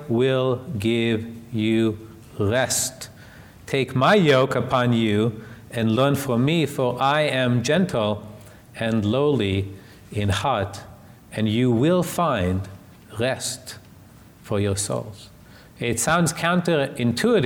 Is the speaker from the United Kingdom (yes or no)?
no; Israel; moved away; I was raised in Israel as an atheist